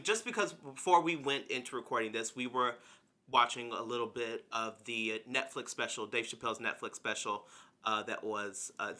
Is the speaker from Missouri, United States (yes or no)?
no; Harrodsburg, Kentucky, United States; moved away; Yes, there is a protest that is happening in my very little hometown of Harrodsburg, Kentucky.